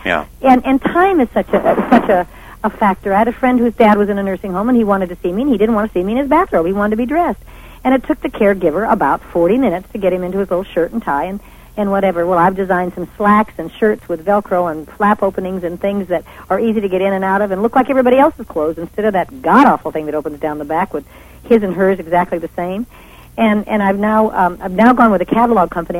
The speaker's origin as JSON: {"language": "English", "region": "Nevada", "country": "United States", "said": "I came from Nevada"}